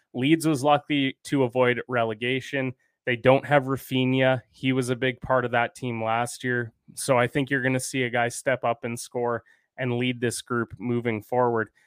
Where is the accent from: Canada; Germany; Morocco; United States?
Canada; also born or lived in Regina; I'm Canadian